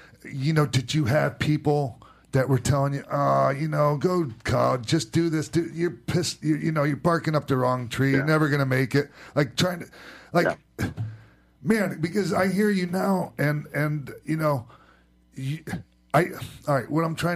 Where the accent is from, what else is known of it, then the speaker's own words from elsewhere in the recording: Florida, United States; I grew up on Dusty Rhodes in Florida